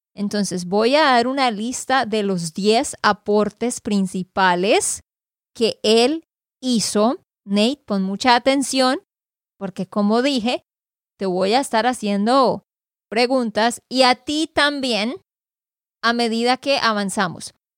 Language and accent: Spanish; Santander, Colombia; de Santander, Colombia